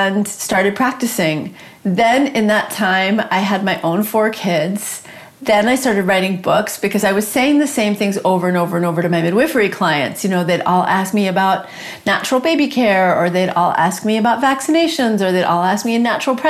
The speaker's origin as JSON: {"language": "English", "town": "New York City", "region": "New York", "country": "United States", "tie": "born or raised there", "said": "I grew up in New York City, actually in a housing project with a single mom"}